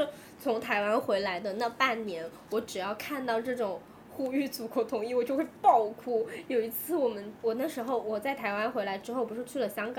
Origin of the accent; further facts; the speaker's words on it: China; 我是回答我是中国人，还是我应该回答我是大陆人？